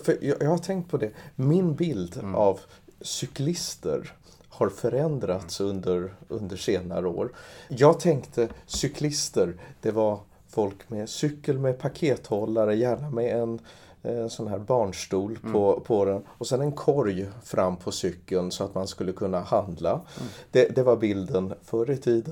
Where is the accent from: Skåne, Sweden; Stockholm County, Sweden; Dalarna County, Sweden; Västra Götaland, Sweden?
Stockholm County, Sweden; Trångsund; jag växte upp i Trångsund